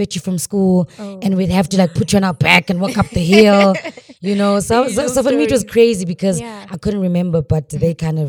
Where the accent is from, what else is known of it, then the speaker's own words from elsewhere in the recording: Cape Town, Western Cape, South Africa; first language Xhosa; English is a second language; also born or lived in Mthatha, Eastern Cape; So I was born in Eastern Cape, but bred in Cape Town.